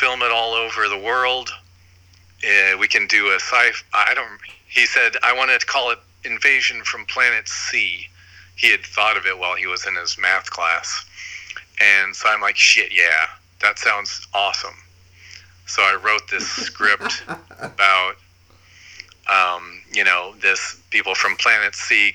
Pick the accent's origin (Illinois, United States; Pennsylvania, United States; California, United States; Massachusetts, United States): California, United States; Huntington Beach; I grew up in Huntington Beach